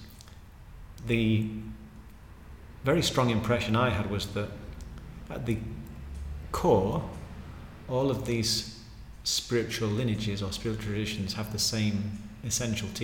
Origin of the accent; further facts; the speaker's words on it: Pickering, Yorkshire and the Humber, United Kingdom; moved away; I grew up in Pickering in North Yorkshire